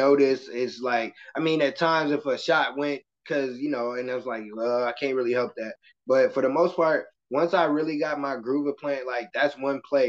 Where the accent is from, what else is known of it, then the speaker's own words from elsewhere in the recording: Michigan City, Indiana, United States; I'm from Michigan City, Indiana. It's a very small town